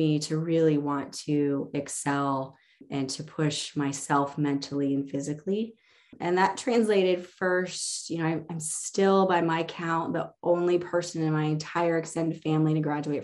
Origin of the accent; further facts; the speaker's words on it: Lincoln, Illinois, United States; I grew up in a small farming community called Lincoln